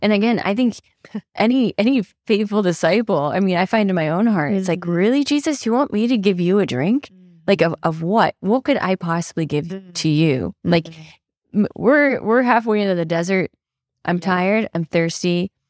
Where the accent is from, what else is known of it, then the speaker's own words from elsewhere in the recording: Maine, United States; I grew up in Maine